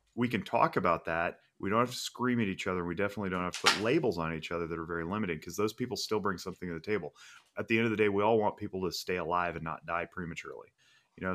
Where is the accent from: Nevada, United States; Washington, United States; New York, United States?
Nevada, United States; Reno; I was born and raised in Reno, Nevada